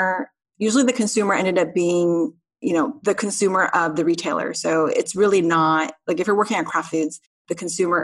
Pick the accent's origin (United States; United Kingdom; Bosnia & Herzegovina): United States; now in South Korea; I'm Korean American living in Korea, but my Korean isn't totally fluent.